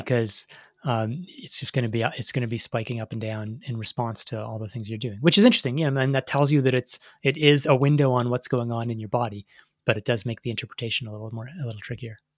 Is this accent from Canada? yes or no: yes; Canada; as a Canadian track fan.